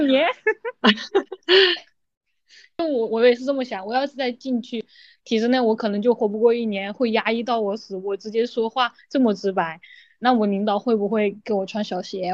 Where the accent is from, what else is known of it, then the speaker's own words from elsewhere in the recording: Hunan, China; moved away as an adult; also born or lived in Guangdong; 我就去广东，因为我是湖南人，我就去广东上班嘛